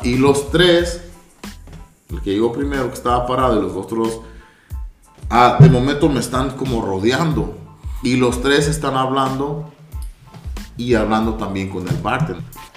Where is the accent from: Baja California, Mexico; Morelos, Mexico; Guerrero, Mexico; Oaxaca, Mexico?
Baja California, Mexico; Ensenada; now in Los Angeles, United States; vengo de, de Jalisco, soy de Ensenada, radico en Los Ángeles